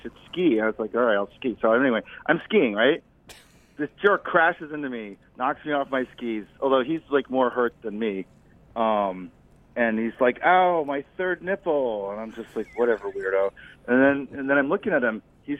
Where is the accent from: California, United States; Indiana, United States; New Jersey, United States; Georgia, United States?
New Jersey, United States; Red Bank; I'm from Red Bank, and I wish I had siblings.